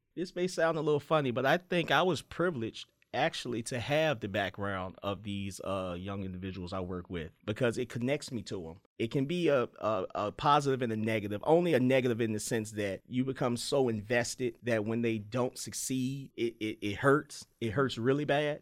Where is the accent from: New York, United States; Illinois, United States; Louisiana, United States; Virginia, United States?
Virginia, United States; Petersburg; I grew up in Petersburg